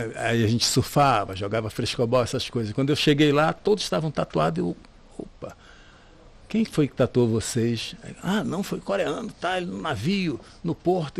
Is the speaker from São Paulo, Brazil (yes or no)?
no; Rio de Janeiro, Brazil; moved away as an adult; also born or lived in Maranhão; now in Salvador, Brazil; Eu nasci no Maranhão, e foi criada, criado grande parte no Rio de Janeiro e, vou, e vim do Rio para cá